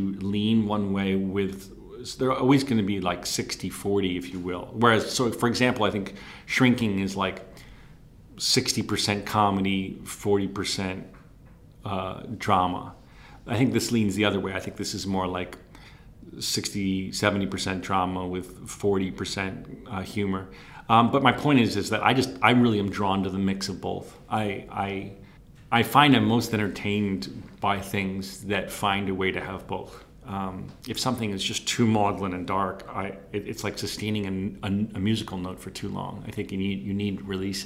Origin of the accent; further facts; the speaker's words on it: New Jersey, United States; my hometown because I just felt like I know that so well